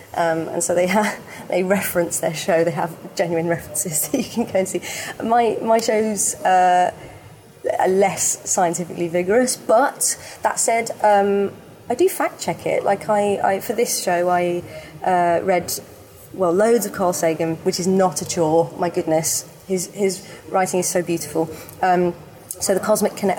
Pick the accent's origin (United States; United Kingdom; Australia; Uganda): United Kingdom; Birmingham, West Midlands; moved away; also born or lived in London; I lived in Birmingham, I grew up in Birmingham